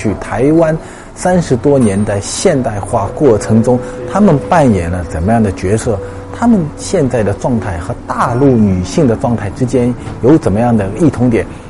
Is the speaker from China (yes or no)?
yes; Hangzhou, Zhejiang, China; 我是杭州人，我知道的。